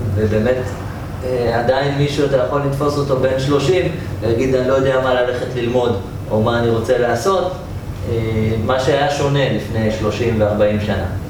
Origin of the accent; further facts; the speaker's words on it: Jerusalem, Jerusalem District, Israel; גדלתי בירושלים אה, של שנות ה-80.